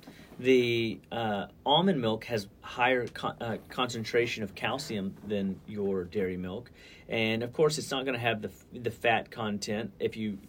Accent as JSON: {"language": "English", "town": "Deer Park", "region": "Texas", "country": "United States", "tie": "born or raised there", "said": "I remember growing up, we could smell it was football weather."}